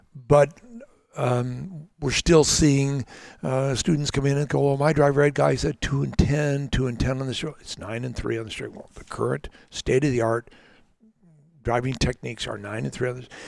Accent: Los Angeles, California, United States; moved away; I was born in Hollywood Presbyterian Hospital, but that was the extent of my Hollywood career

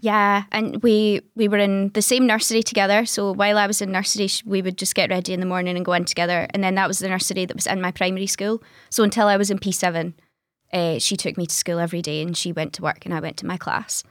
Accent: Greenock, Scotland, United Kingdom; I'm from the West Coast, I'm from Greenock originally

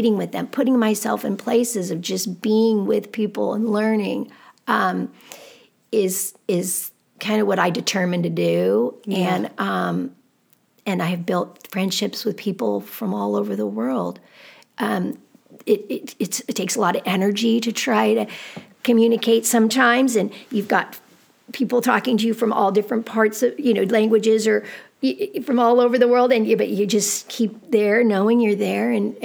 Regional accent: United States; growing up in America.

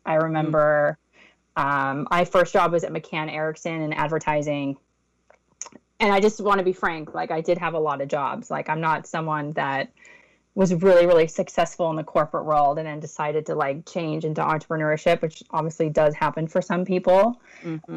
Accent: Los Angeles, California, United States; I grew up in West Los Angeles

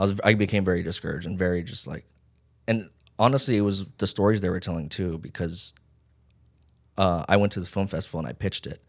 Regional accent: Las Vegas, Nevada, United States; also born or lived in Hawaii; now in Los Angeles, United States; I was born in Hawaii and then raised in Vegas

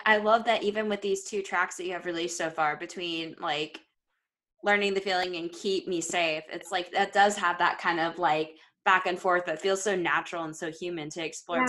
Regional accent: Florida, United States

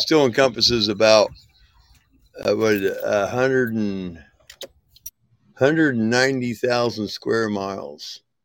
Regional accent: Indiana, United States; moved away as an adult; also born or lived in Georgia, United States / North Carolina, United States; raised in Indiana

